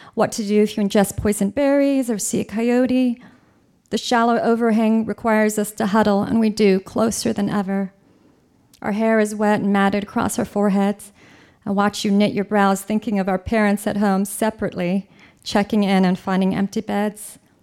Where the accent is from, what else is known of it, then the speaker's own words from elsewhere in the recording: California, United States; I'm from California